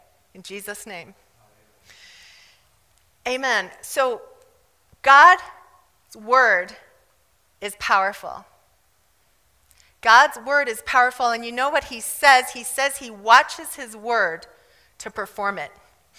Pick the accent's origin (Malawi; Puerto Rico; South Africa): South Africa; I grew up in South Africa. I really should talk like this. I really do when I'm around South Africans.